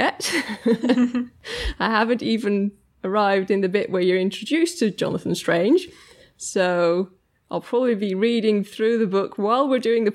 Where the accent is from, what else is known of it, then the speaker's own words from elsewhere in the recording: Netherlands; I was born in the Netherlands, so I'm kind of from the Netherlands, grew up there, and my dad is English.